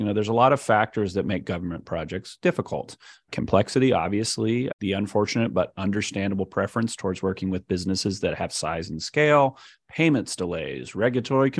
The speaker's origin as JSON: {"language": "English", "area": "Central Valley", "region": "California", "country": "United States", "tie": "born or raised there", "also_born_or_lived": "San Francisco / Los Angeles", "moved": "as an adult", "lives_now": "Fresno, United States", "said": "I had spent my adolescent years in the Central Valley"}